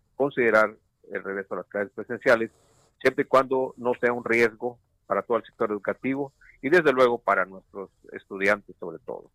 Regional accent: Mexico; como mexicanos

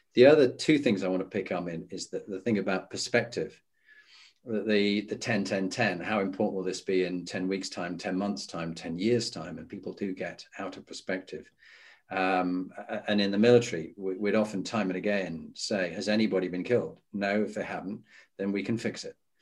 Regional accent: Halifax, Yorkshire and the Humber, United Kingdom; moved away as an adult; as a Yorkshireman. So I grew up in Halifax

